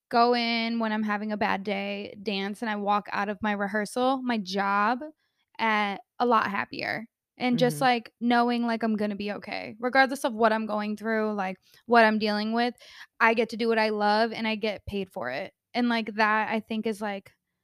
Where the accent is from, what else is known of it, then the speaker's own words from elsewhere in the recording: New York City, New York, United States; we're from New York.